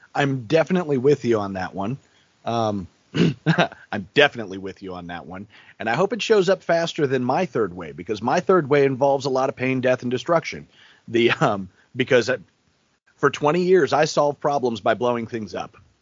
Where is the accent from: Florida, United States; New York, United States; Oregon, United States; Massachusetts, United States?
New York, United States; New York City; moved away; I was born in New York City